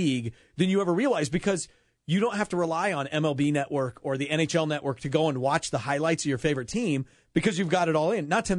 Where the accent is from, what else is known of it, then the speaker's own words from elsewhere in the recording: Iowa, United States; growing up in Iowa, that the fact that we don't have any local teams.